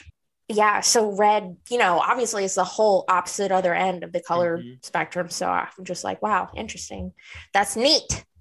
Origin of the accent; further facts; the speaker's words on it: Louisiana, United States; I grew up in Louisiana. People eat pickled pig's feet down in the deep south.